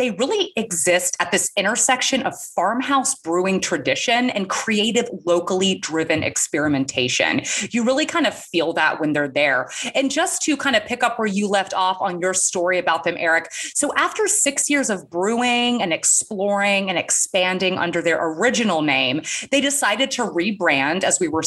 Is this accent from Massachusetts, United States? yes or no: no; Georgia, United States; I'm from Georgia, the peach state.